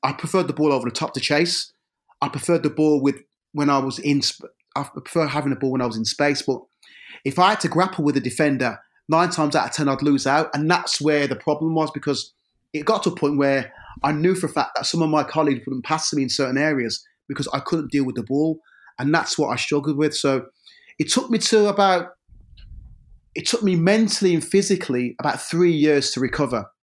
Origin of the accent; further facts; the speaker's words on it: Birmingham, West Midlands, United Kingdom; I grew up in a, in an area of Birmingham c, called Lee Bank